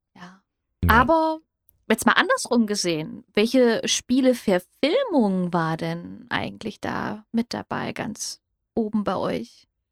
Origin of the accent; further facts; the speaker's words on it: Hesse, Germany; ich komme aus Hessen